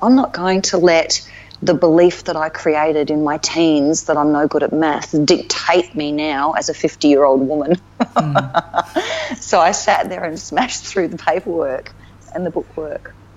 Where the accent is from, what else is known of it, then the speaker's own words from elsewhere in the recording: Alice Springs, Northern Territory, Australia; also born or lived in Melbourne; now in Darwin, Australia; growing up in Alice as a kid